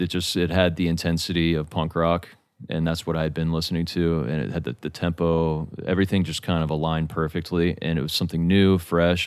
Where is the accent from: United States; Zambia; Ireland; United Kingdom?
United States; Atlanta, Georgia; moved away; also born or lived in Rome, Italy / Alabama; I grew up in Atlanta